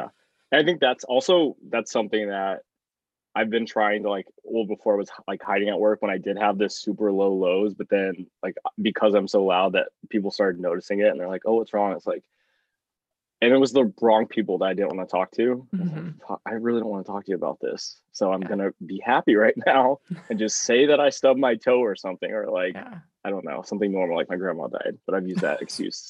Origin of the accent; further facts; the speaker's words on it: Oklahoma, United States; I mean, like we grew up in Oklahoma. Like a large part of my family voted for Trump.